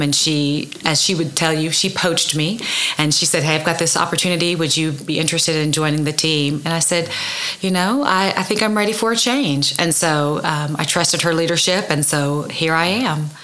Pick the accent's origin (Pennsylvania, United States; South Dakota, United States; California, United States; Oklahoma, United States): Oklahoma, United States; Oklahoma City; also born or lived in Norman, Oklahoma / Edmond, Oklahoma; I grew up in Oklahoma City, and then I moved to Norman to go to school for um, high school